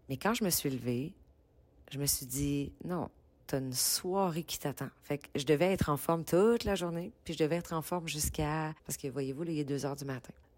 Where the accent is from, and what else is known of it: Quebec, Canada; accent: Québécois